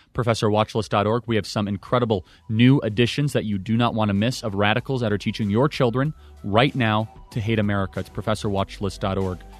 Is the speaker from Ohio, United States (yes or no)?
no; Illinois, United States; I'm from Illinois